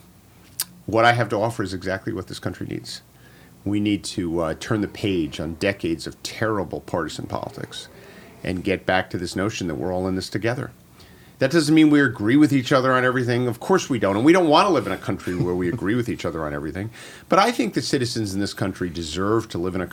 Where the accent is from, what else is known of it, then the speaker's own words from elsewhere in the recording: New Jersey, United States; I grew up in North Jersey to a blue-collar